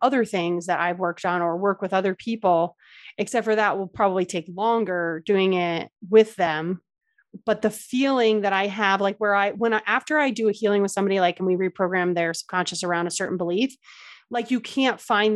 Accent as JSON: {"language": "English", "region": "New Jersey", "country": "United States", "tie": "born or raised there", "moved": "yes", "said": "I grew up in Jersey, so I just love the Jersey Shore."}